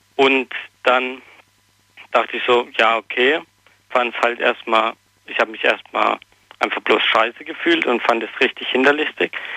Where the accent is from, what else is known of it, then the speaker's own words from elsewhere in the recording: near Potsdam, Brandenburg, Germany; Ich komme aus Neuling, also bei Potsdam in der Nähe